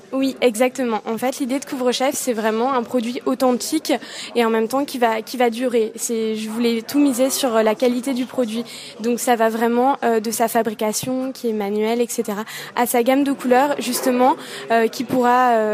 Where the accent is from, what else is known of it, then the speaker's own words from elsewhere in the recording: Yvelines, Île-de-France, France; Je suis originaire des Yvelines